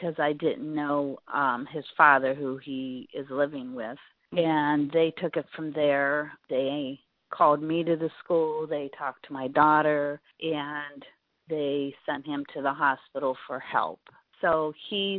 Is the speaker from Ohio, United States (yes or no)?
yes; Bristolville, Ohio, United States; moved away as an adult; also born or lived in Florida; I was born in Bristolville, Ohio, a small town, probably about an hour south of Cleveland. Lived there for over 32 years and then moved to Florida for a while.